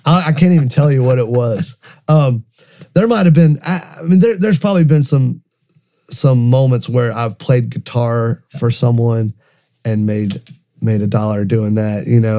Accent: North Carolina, United States; also born or lived in Lynchburg, Virginia; So we grew up in North Carolina. All my family's in Lenore and Boone, North Carolina, in the mountains, and grew up in a very musical family.

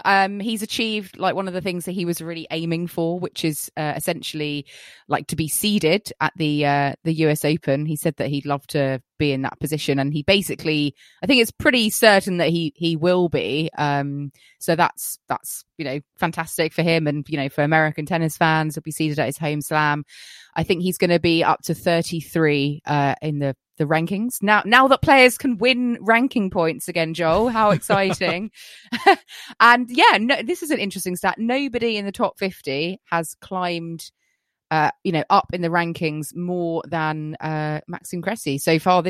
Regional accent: United Kingdom; We're not British if we don't talk about the weather

